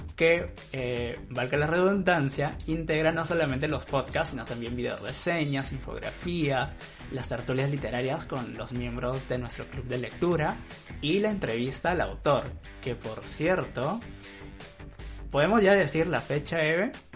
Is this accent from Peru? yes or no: yes; northern coast of Peru, Peru; nosotros que somos norteños, vivimos en la costa norte de Perú